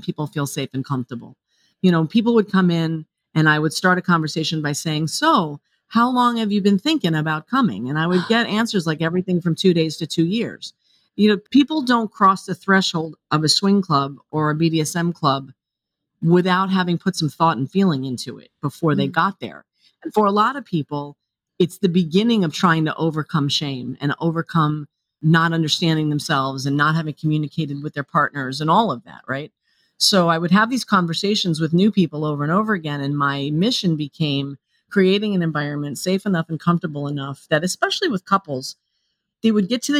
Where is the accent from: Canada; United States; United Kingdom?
United States; New York; I grew up here in New York